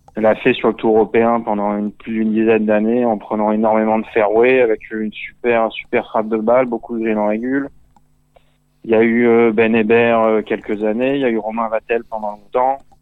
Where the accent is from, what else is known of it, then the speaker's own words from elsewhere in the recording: Antibes, Provence-Alpes-Côte d'Azur, France; moved away as an adult; also born or lived in Cannes / United States; je viens de j'ai grandi à Antibes, à Cannes